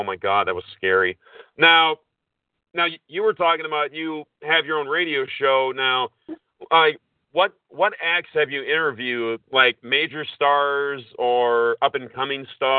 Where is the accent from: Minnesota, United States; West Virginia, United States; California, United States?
Minnesota, United States; I'm from Minnesota